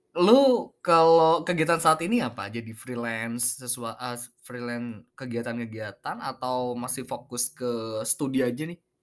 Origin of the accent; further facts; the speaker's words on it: Pamekasan, East Java, Indonesia; anak Pamekasan